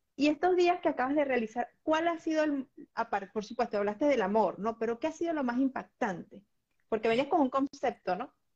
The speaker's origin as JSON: {"language": "Spanish", "country": "Venezuela", "said": "en mi país, en Venezuela"}